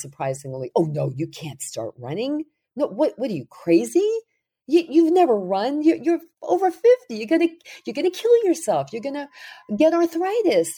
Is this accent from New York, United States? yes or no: yes; New York City, New York, United States; running after the Good Humor ice cream truck when I was growing up in Brooklyn